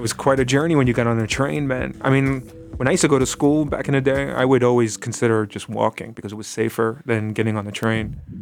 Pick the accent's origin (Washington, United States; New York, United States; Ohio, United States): New York, United States; New York City; I grew up in the grave, like the Gravesend, Bath Beach area, of Brooklyn